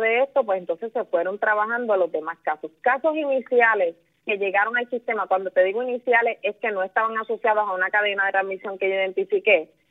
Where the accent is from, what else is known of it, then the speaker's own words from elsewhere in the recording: Villalba, Puerto Rico; also born or lived in Ponce; yo nací en Ponce, pero yo me crié en Villalba, en el campo de Villalba